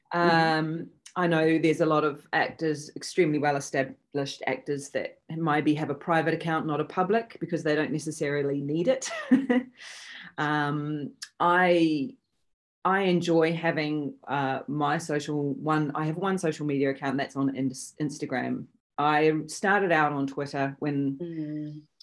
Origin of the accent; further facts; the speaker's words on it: New Zealand; also born or lived in Sydney, Australia; I am a Kiwi. However, I live between New Zealand and Sydney, Australia